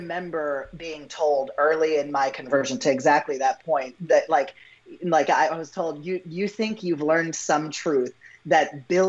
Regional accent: Pakistan; it's me affirming that there's absolutely nothing I hate or dislike about being Pakistani. I love that.

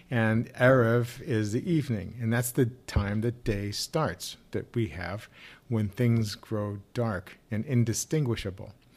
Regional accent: Missouri, United States; I grew up in Missouri

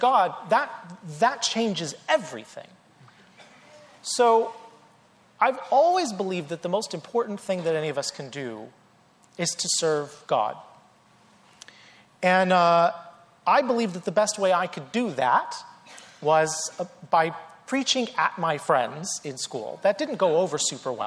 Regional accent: North Carolina, United States; I grew up in the South, in North Carolina

